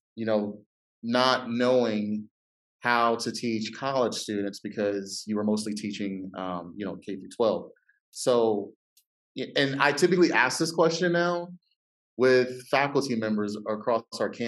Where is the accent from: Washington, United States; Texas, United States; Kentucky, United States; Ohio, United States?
Ohio, United States; I'm from Ohio